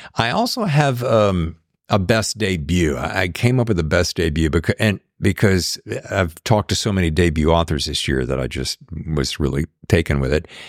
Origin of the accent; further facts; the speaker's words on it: North Carolina, United States; I'm from North Carolina.